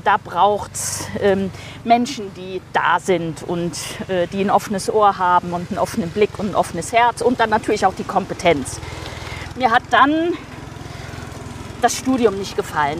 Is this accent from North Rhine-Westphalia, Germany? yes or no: yes; Siegen, North Rhine-Westphalia, Germany; also born or lived in Rotenburg an der Fulda, Hesse / Bonn / Marburg / Münster; Dann sind wir familiär bedingt ins südliche Westfalen gezogen.